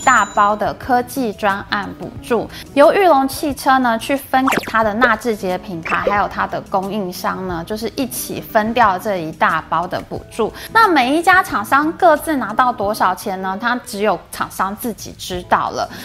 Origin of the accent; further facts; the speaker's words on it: Taiwan; 我们台湾人